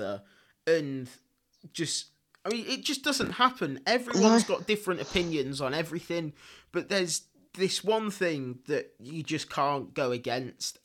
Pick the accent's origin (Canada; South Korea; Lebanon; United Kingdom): United Kingdom; England; now in Spain; I'm English to the core.